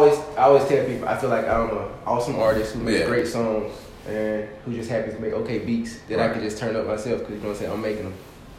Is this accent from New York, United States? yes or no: no; Covington, Georgia, United States; But I'm from Covington, Georgia. Proudly from Covington, Georgia.